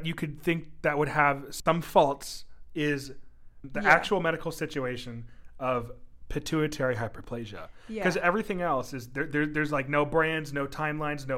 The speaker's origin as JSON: {"language": "English", "town": "Mount Airy", "country": "United States", "tie": "born or raised there"}